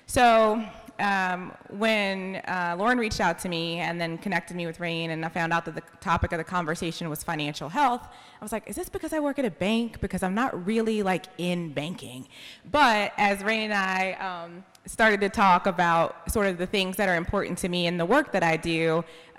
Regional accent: Raleigh, North Carolina, United States; I'm from Raleigh. I grew up on a street where my family was the only black family

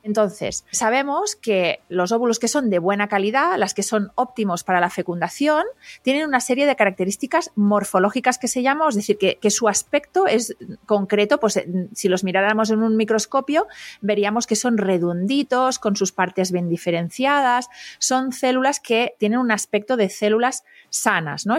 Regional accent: Catalonia, Spain; Yo que soy catalana

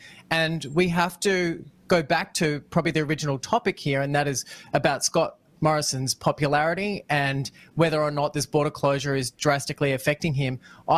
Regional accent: Australia; Like, is it that we're all Australian? But that's what I don't understand. We're all Aussie

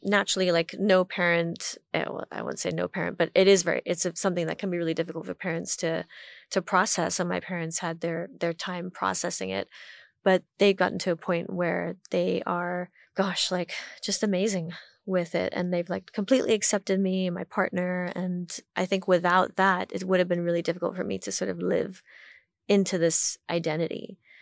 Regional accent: Hong Kong; moved away as an adult; also born or lived in Washington, D.C., United States; growing up in Hong Kong

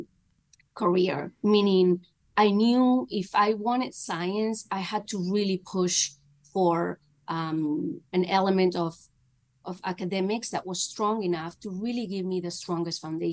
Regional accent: Spain; moved away; my family's in Spain. I'm from Spain

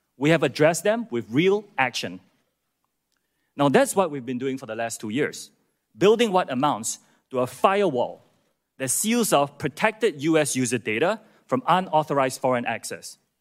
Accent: Singapore; moved away as an adult; also born or lived in United Kingdom / United States; I'm from Singapore. That's where I was born, as were my parents. And after serving in Singapore's military, I moved to the U K to attend college

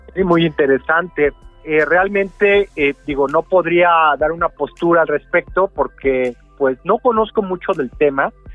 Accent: Mexico

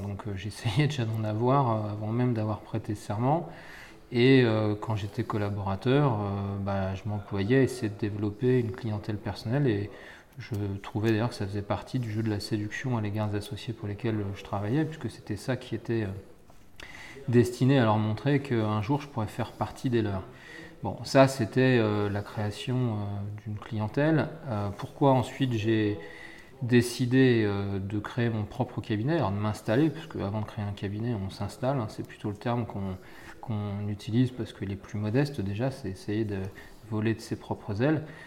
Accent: Essonne, Île-de-France, France; moi j'étais natif de l'Essonne.

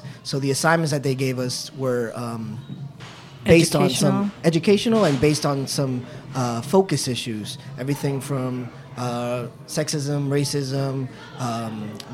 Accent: New York City, New York, United States; also born or lived in South Bronx; I grew up in Washington Heights, uptown Manhattan, the little Dominican Republic.

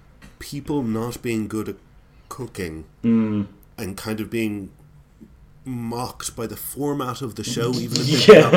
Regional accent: Wales, United Kingdom; I play the organ in my local church, or I'm Welsh, which is 95% of the people on the Great British Bake Off.

